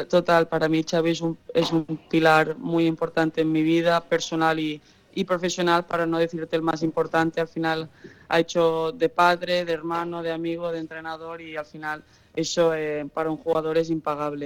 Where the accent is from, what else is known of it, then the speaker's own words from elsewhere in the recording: Catalonia, Spain; also born or lived in United States; Yo nací en Estados Unidos y, eh, cuando tenía siete años mis padres decidieron eh, volver a España